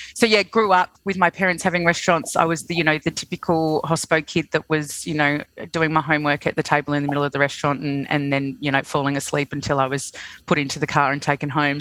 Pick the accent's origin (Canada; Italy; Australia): Australia; Sydney, New South Wales; moved away as an adult; also born or lived in London; now in Melbourne, Australia; I'm originally from Sydney